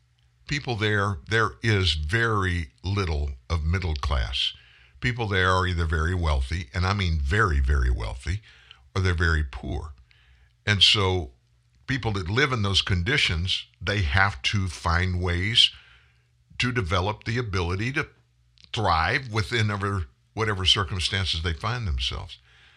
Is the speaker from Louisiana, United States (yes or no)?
yes; Louisiana, United States; I'm not a Cajun, which I am a Cajun from South Louisiana, but I'm not just that.